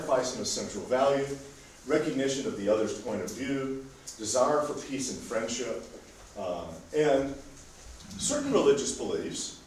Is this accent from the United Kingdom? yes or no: no; United States; I'm from America